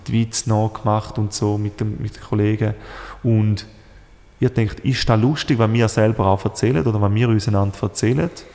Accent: Switzerland; als Schweizer

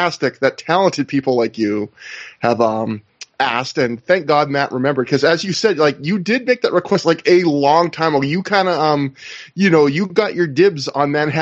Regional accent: Canada; I am the lone Canadian here on the feed

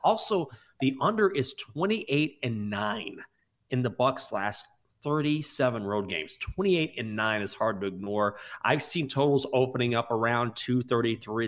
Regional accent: Washington, District of Columbia, United States; the Washington Wizards, even though they are my hometown team

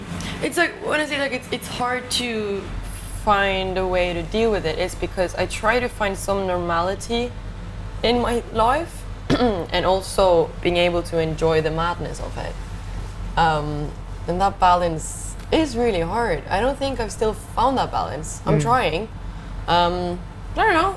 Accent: Ålesund, Møre og Romsdal, Norway; English is a second language; moved away; I grew up in a city called Ålesund

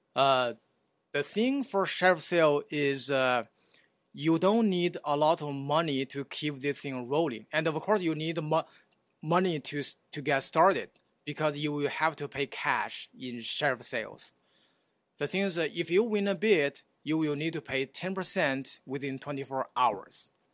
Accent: China; moved away as an adult; also born or lived in Houston; now in Oklahoma City, United States; I was, uh, uh, born and raised in China

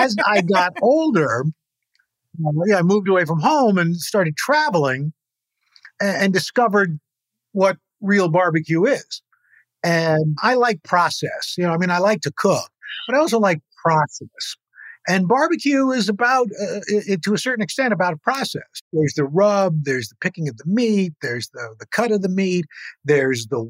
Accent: New York City, New York, United States; I'm from the Northeast. I'm from Queens.

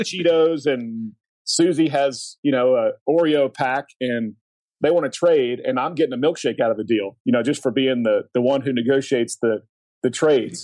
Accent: Oklahoma, United States; I grew up in Oklahoma

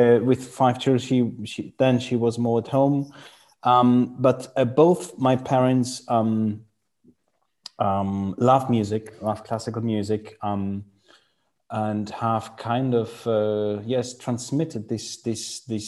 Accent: Freiburg im Breisgau, Baden-Württemberg, Germany; English is a second language; Freiburg, which is my hometown, Freiburg im Breisgau in Germany.

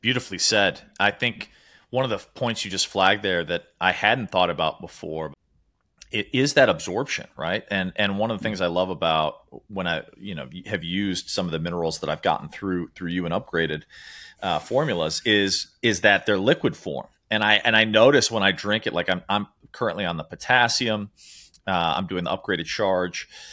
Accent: Chicago, Illinois, United States; moved away; also born or lived in New York City / Sri Lanka; I grew up in Chicago, lived in New York City

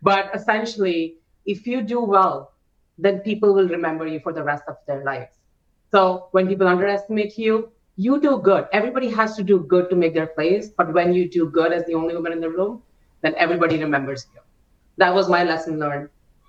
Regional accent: India; English is a second language; also born or lived in France / Canada; now in United States; English is not my first language either, right? I came to States 12 years ago and I've lived in France for a little bit, English, US for a bit, Canada for a bit, and I'm from India. So like my accent is all over the place.

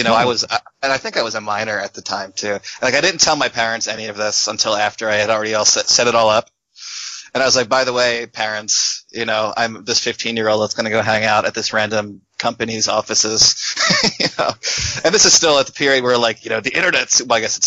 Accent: Philadelphia, Pennsylvania, United States; I grew up in Philadelphia

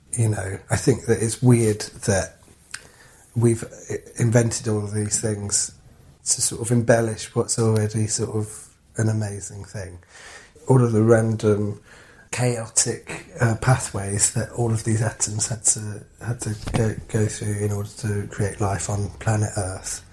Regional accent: London, United Kingdom; growing up in London

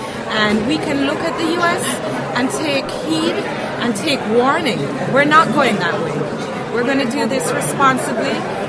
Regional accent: Jamaica

